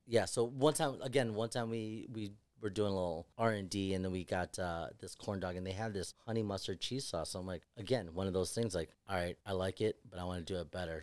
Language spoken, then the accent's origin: English; Chicago, Illinois, United States; we're all Chicago guys.